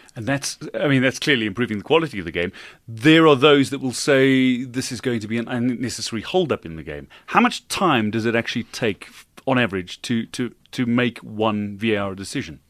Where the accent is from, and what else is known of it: South Africa